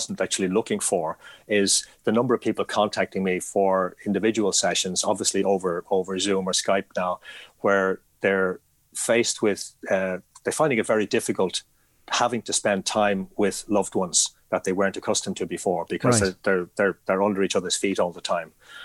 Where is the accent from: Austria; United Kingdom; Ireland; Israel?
Ireland; I am Irish